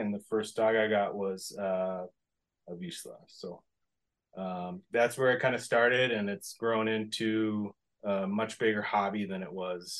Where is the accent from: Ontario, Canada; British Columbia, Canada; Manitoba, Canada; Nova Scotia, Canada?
Manitoba, Canada; Steinbach; also born or lived in Winnipeg / Minnesota; now in United States; I was born in Winnipeg, grew up in Steinbeck, Manitoba, which is, I don't even know, half an hour southeast maybe of Winnipeg.